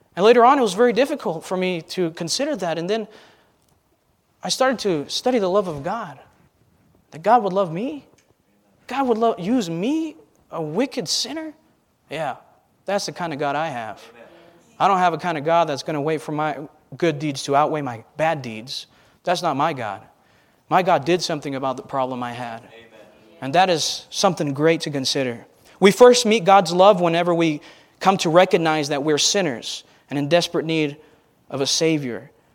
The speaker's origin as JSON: {"language": "English", "country": "United States", "said": "I'm an American"}